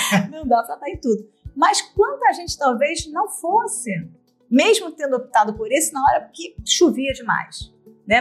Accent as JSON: {"language": "Portuguese", "country": "Brazil", "moved": "yes", "lives_now": "Portugal", "said": "como nós somos brasileiros"}